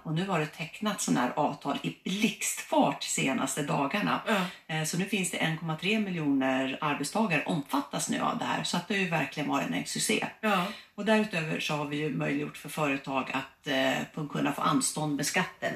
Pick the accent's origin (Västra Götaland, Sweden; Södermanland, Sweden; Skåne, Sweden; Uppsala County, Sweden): Uppsala County, Sweden; Uppsala; jag kommer från Uppsala